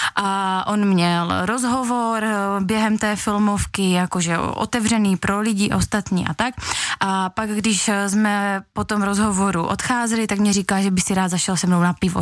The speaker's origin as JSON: {"language": "Czech", "town": "Veselí nad Moravou", "region": "South Moravian Region", "country": "Czechia", "said": "jsem z Veslí nad Moravou"}